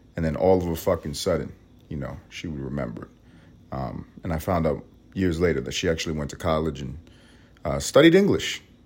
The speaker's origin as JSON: {"language": "English", "town": "New York City", "region": "New York", "country": "United States", "moved": "as an adult", "lives_now": "Los Angeles, United States", "said": "I'm Puerto Rican. I'm from Harlem"}